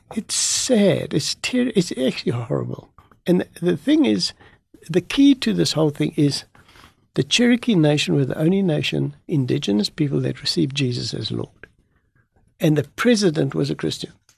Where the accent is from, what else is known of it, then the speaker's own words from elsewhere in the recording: South Africa; I'm a South African